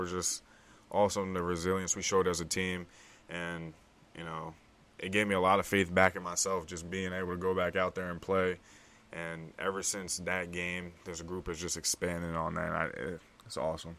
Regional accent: DMV area, United States; also born or lived in Delaware; I was born in Delaware, grew up in the D M V area, D C, Maryland, Virginia area

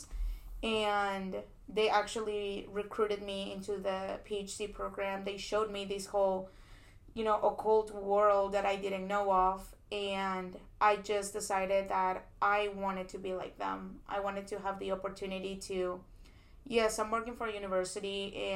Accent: Peru; moved away as an adult; now in United States; I am an international student. I come from Peru. And I actually was born and raised in Peru. I finished high school over there. And I decided to come to the States for undergrad

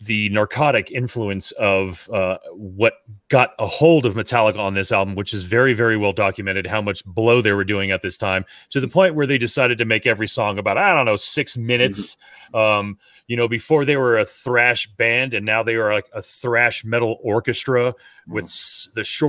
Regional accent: South Florida, United States; growing up in South Florida

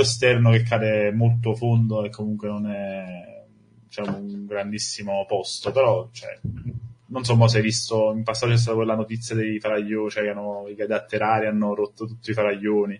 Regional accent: Sorrento, Campania, Italy; Io sono, sono di Sorrento

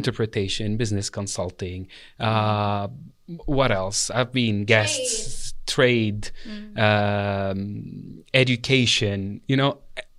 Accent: Lebanon; moved away; Our asset was our language in this place, you know, which I never thought when I came from Lebanon that me speaking Arabic, French, and English was a thing.

